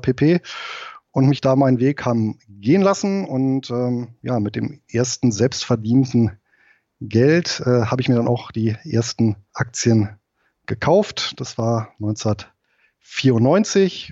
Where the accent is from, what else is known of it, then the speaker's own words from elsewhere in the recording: Germany; also born or lived in Southern Lower Saxony; now in Lower Saxony, Germany; bin aber hier geboren und aufgewachsen im Rheinland